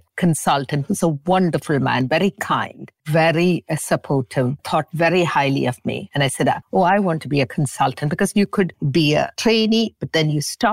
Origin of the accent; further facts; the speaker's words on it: Singapore; also born or lived in England; now in Montreal, Canada; Though I was born in Singapore, we stuck to these traditional values